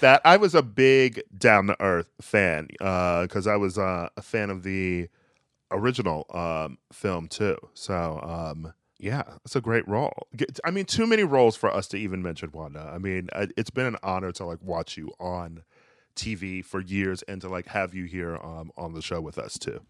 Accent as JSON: {"language": "English", "town": "Milwaukee", "region": "Wisconsin", "country": "United States", "moved": "yes", "said": "I'm from Milwaukee."}